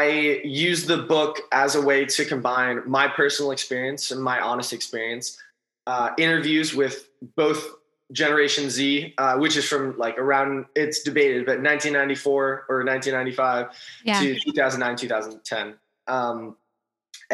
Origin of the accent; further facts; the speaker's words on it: Los Angeles, California, United States; also born or lived in East Coast; I'm from Los Angeles and I went to school on the East Coast